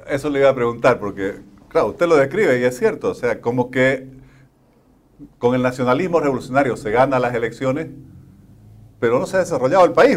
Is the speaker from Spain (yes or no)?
no; Santa Cruz, Bolivia; a mí quizás como cruceño